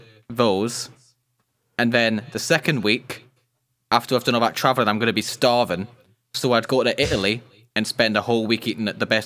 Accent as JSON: {"language": "English", "region": "Scotland", "country": "United Kingdom", "said": "And then my middle name's …, because I'm Scottish."}